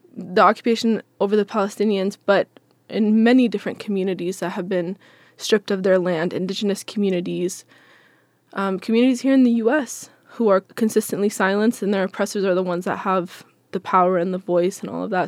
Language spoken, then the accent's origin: English; Seattle, Washington, United States; I'm from Seattle, born and raised